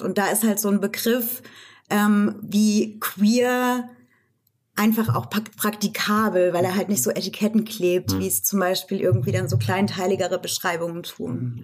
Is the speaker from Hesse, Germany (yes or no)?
yes; Rhön, near Fulda, Hesse, Germany; moved away as an adult; also born or lived in Marburg / Frankfurt; Ich bin in der Rhön geboren tatsächlich, also im ländlichen Raum um Fulda ja. und bin auch dort aufgewachsen